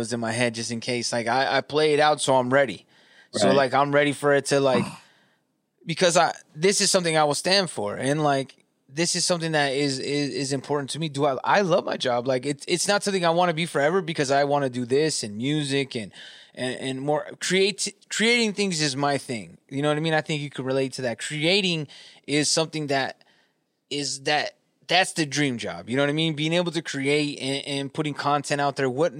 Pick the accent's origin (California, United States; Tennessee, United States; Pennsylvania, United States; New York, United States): California, United States; Southern; I grew up in California, Southern California